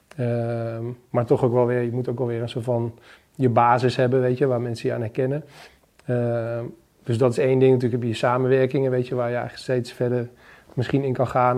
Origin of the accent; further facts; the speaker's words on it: Achterhoek, Gelderland, Netherlands; moved away; naar de achterhoek waar ik vandaan kom